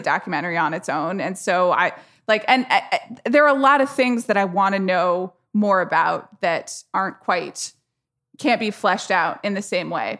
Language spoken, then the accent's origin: English; Atlanta, Georgia, United States; I grew up in Atlanta, Georgia